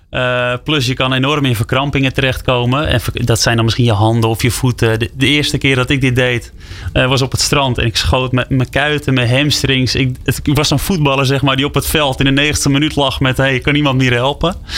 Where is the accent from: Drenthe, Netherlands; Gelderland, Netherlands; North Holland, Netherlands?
North Holland, Netherlands; West Friesland; Ik kom uit West-Friesland, ergens in eh, Noord-Holland.